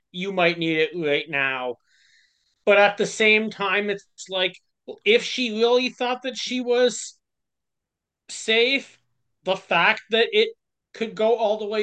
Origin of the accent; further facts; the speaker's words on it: Canada; As a Canadian